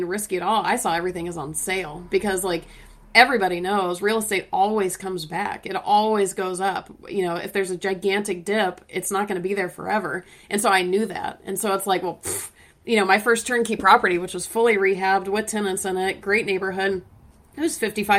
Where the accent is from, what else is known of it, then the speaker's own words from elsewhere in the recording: Atlanta, Georgia, United States; I'm from Atlanta